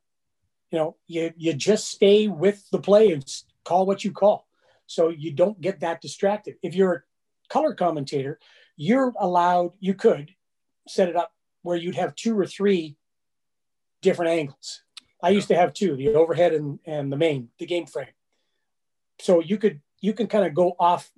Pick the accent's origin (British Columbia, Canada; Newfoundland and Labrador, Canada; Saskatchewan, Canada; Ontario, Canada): Saskatchewan, Canada; Saskatoon; moved away; also born or lived in Calgary; I lived in Calgary, but I'm not from Calgary. I'm from Saskatoon. And I said, I'm from Saskatoon, Saskatchewan